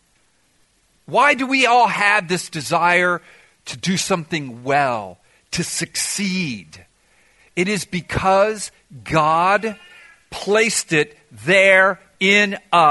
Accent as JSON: {"language": "English", "town": "Miami", "region": "Florida", "country": "United States", "tie": "born or raised there", "said": "I ended up growing up in Miami"}